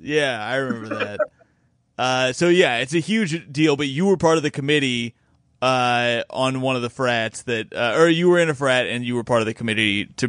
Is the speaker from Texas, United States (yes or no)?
no; Bloomington, Indiana, United States; It's in Bloomington, my hometown.